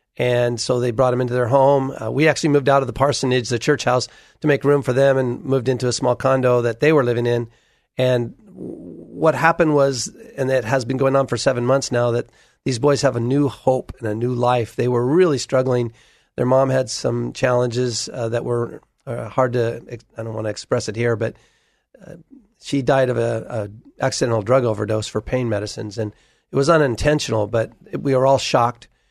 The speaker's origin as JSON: {"language": "English", "town": "Hood River", "region": "Oregon", "country": "United States", "tie": "born or raised there", "said": "We grew up in Hood River, and, uh, we met there as high school sweethearts"}